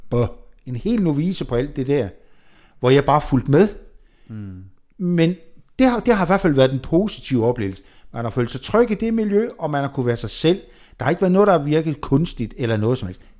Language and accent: Danish; Jutland, Denmark; Ja, og vi er